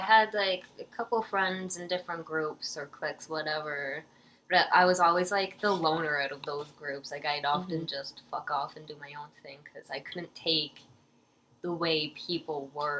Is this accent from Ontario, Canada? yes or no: yes; Peterborough, Ontario, Canada; born or raised there